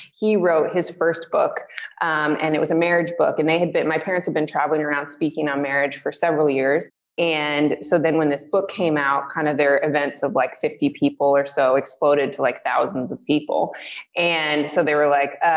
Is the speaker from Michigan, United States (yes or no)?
yes; Michigan, United States; I was born in Michigan, and, I grew up, as a pastor's daughter